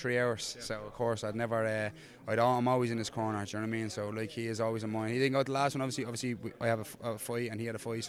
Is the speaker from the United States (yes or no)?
no; Dublin, Leinster, Ireland; I'm a hometown lad. I live up the road